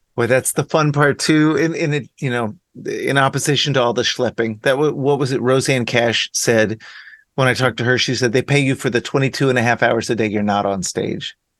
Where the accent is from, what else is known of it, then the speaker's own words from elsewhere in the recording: Dallas, Texas, United States; I grew up in Dallas